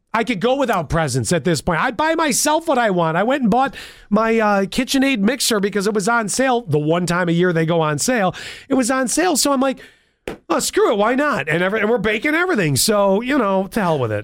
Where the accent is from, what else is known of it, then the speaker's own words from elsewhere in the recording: Buffalo, New York, United States; being born and raised in Buffalo.